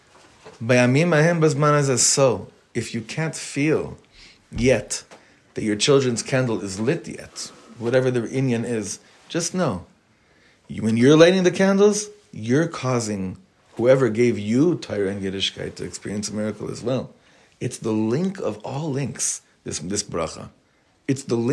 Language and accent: English; Los Angeles, California, United States; now in Israel; I grew up on Highland Avenue in Los Angeles